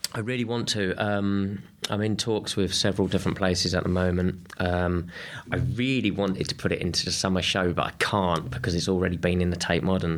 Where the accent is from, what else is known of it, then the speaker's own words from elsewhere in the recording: Kent, South East England, United Kingdom; I grew up in Kent